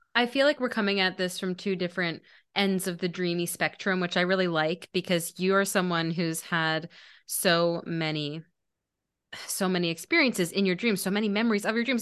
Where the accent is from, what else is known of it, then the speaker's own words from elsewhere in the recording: Maryland, United States; I grew up in Maryland, like eating crabs was my childhood